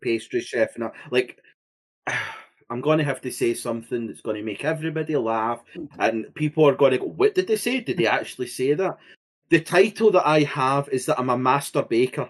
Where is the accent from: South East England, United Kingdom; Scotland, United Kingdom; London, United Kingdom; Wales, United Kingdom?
Scotland, United Kingdom; being Scottish